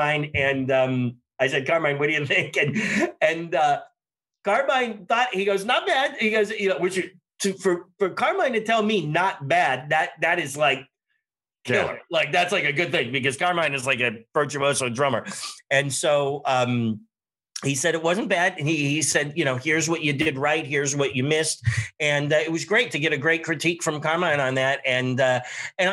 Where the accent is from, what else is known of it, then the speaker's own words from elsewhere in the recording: Pittsburgh, Pennsylvania, United States; also born or lived in Nashville, Tennessee; the Pittsburgh area, which is also where I'm from